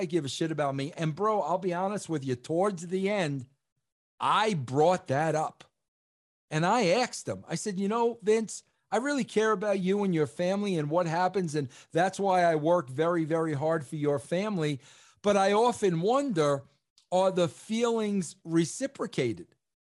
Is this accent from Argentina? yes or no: no; New York, United States; I'm a New Yorker and I've got an accent